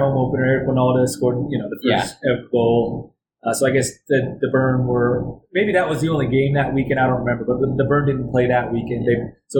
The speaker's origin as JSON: {"language": "English", "town": "Dallas", "region": "Texas", "country": "United States", "tie": "born or raised there", "also_born_or_lived": "Colorado", "moved": "as an adult", "said": "I got traded from Dallas. That was my hometown team."}